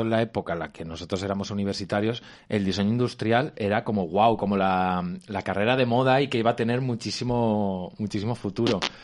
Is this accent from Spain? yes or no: yes; Albacete, Castilla-La Mancha, Spain; moved away as an adult; now in Madrid, Spain; yo como niño de Albacete, a los 14 años